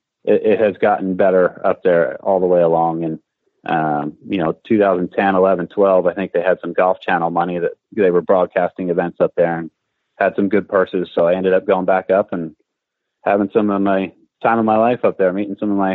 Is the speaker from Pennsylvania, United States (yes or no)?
yes; Philadelphia, Pennsylvania, United States; I had my two guys that were the head and assistant pro where I grew up in Philadelphia